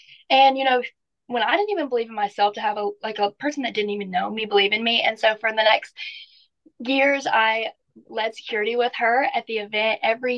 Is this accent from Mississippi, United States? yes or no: yes; Natchez, Mississippi, United States; I'm 19 years old. I'm from Natchez, Mississippi, and I'm just a normal teenage girl that had a big dream.